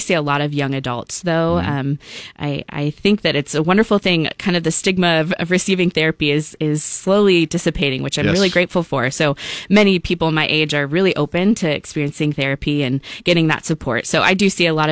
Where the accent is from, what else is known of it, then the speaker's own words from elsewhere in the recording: Lincoln, Nebraska, United States; moved away as an adult; also born or lived in Nashville, Tennessee; I grew up in Lincoln, Nebraska